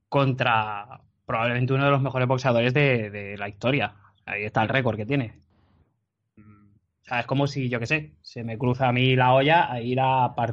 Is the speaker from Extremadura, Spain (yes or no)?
no; Las Palmas, Canary Islands, Spain; Tú eres el JP de Madrid. … de Las Palmas.